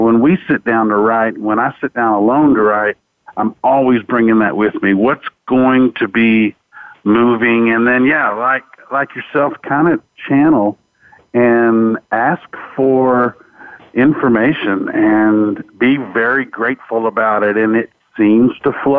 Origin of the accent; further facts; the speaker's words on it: Fort Worth, Texas, United States; born and raised in Fort Worth, Texas